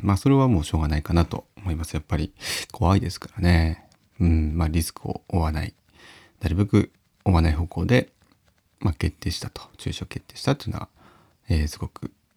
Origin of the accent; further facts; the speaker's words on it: Uonuma area, Niigata, Japan; 私のふるさと、まあ、魚沼の方の、えー、まあ、田中金ヶ沢っていう地域なんですけど